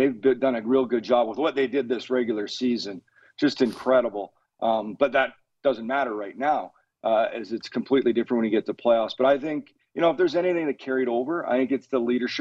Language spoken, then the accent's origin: English; Canada; I'm Canadian